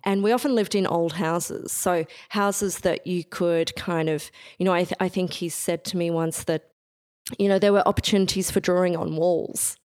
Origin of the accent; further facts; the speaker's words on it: Bendigo, Victoria, Australia; I grew up in Bendigo, Central Victoria.